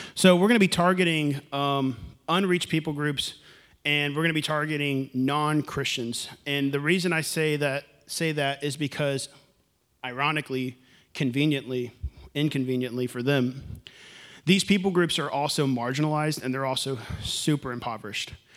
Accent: Houston, Texas, United States; moved away; I'm from Houston.

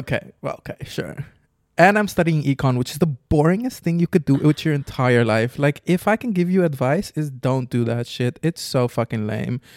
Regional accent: Curaçao; moved away; also born or lived in Amsterdam; I'm from Curacao.

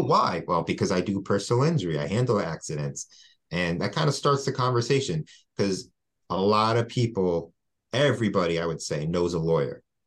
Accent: West Hempstead, New York, United States; I'm from West Hempstead

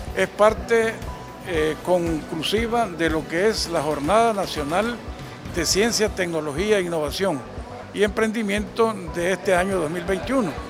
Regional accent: Nicaragua; somos todos nicaragüenses

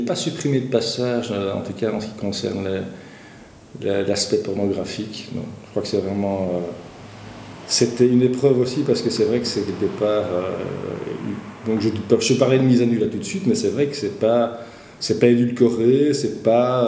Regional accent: Walloon Brabant, Wallonia, Belgium; also born or lived in Brussels; je suis bruxellois euh, d'origine, c'est vrai que mon vécu, en tout cas, c'est plus le vécu d'un petit bourgeois du Brabant wallon, puisqu'en fait, mm-hmm. mes parents se sont, expatriés en, périphérie

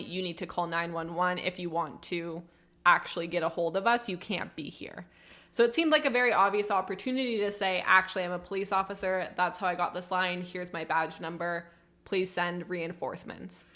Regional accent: Canada; As a Canadian

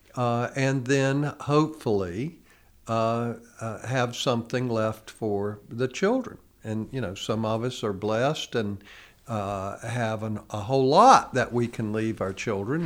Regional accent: United States; as American citizens

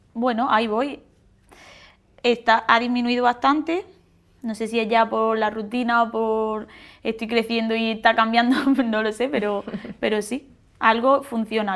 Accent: Santa Fe, Andalusia, Spain; soy de Granada, de Santa Fe

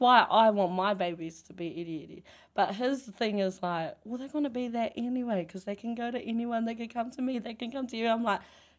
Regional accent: Ratana, Manawatū-Whanganui, New Zealand; her partner is like me, born and bred in Ratanapā

